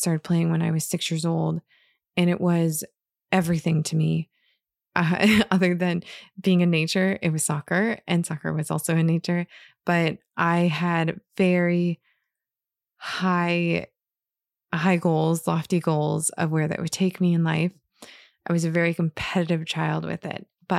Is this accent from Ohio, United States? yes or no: no; Michigan, United States; And so I went from being in a very like white culture growing up in Northern Michigan, and in coming from a lot of privilege